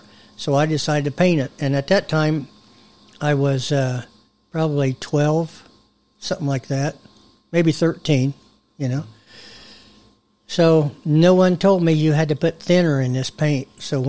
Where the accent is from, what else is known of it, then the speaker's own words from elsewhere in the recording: Van Buren, United States; In Van Buren.